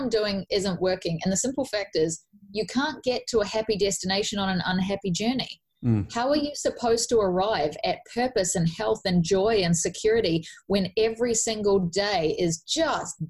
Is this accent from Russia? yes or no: no; New Zealand; I'm from New Zealand, where we do a 40-hour week or a 50-hour week, depending on your job